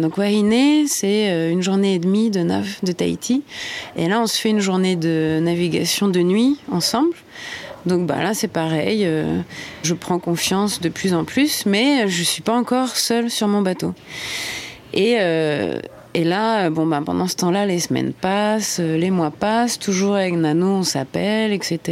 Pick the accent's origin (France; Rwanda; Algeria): France; Normandy; now in French Polynesia; Je suis normande, j'ai 35